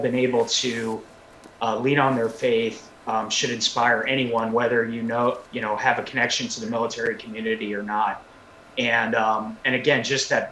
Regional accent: Northern Virginia, United States; moved away as an adult; also born or lived in Columbus, Georgia; I'm from Northern Virginia, and moving to Columbus straight out of college

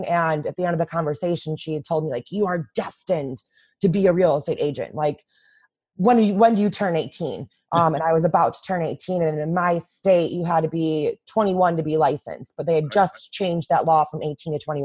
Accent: just outside of Chicago, Illinois, United States; in my hometown, in the just outside of Chicago

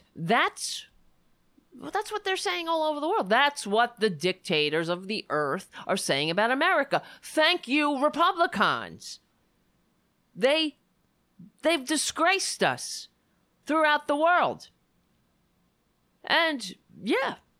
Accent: United States; This is my country, our country

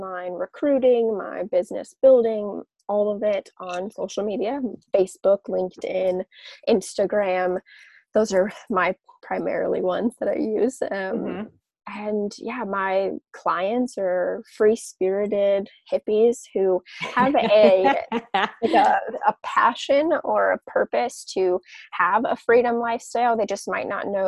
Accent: Southern California, United States; also born or lived in Las Vegas; I was born and raised in Southern California

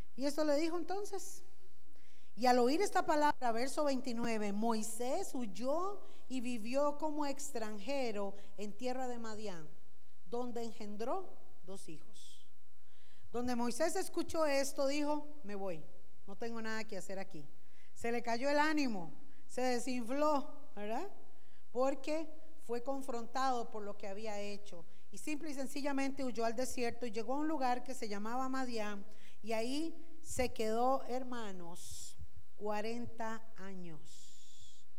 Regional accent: Costa Rica; los ticos

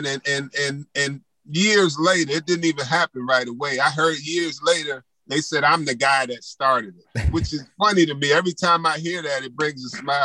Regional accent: New York, United States; I'm from New York

